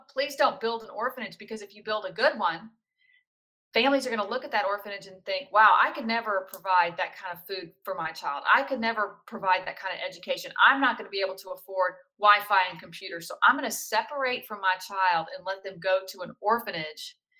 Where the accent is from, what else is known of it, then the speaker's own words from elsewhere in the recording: South Louisiana, United States; I'm from South Louisiana